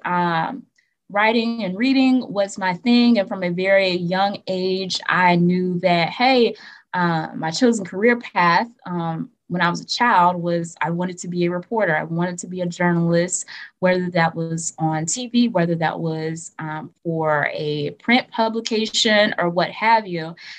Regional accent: Atmore, Alabama, United States; I am not from Montgomery. I am from Atmore, Alabama.

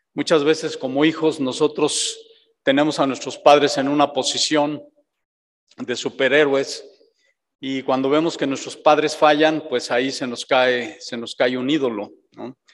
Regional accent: Mexico

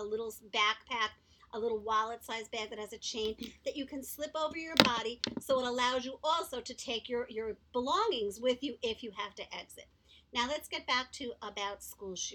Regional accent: New York City, New York, United States; also born or lived in Long Beach, Long Island, New York; Growing up in Manhattan, I went to private school, and then I moved to Long Beach, Long Island, which is also a city. I went to public school there

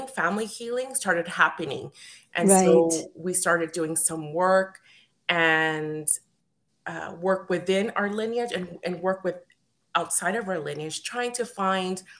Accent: Edmonton, Alberta, Canada; I wasn't born in South America. I was born here in Edmonton, Alberta, but because I'm first generation Canadian

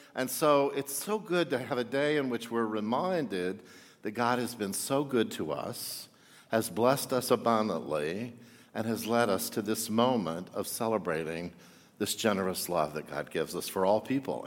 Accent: Texas, United States; I grew up in Texas

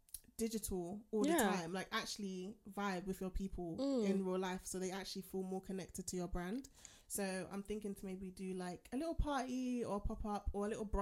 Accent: London, United Kingdom; And I'm from London.

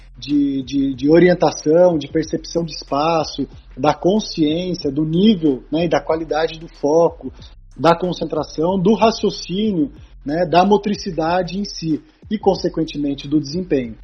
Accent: Taubaté, São Paulo, Brazil; sou de Taubaté

